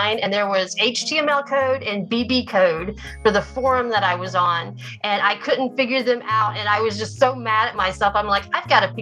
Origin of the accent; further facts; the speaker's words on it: Oklahoma, United States; also born or lived in Japan; I grew up in Oklahoma. I live here in Oklahoma now.